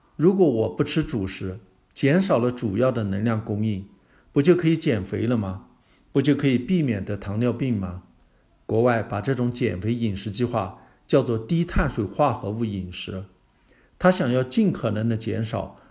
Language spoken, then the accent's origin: Chinese; China; 我们中国人